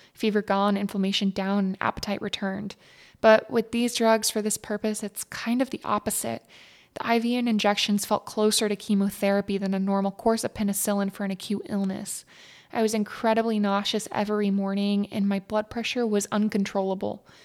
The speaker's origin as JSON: {"language": "English", "region": "East Texas", "country": "United States", "tie": "born or raised there", "said": "growing up in East Texas."}